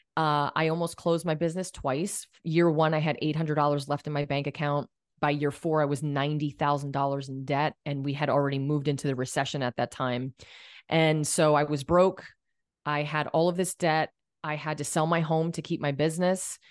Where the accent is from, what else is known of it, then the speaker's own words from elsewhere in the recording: Allentown, Pennsylvania, United States; moved away; I went to Allentown School of Cosmetology, which is from, you know, my hometown area back in Pennsylvania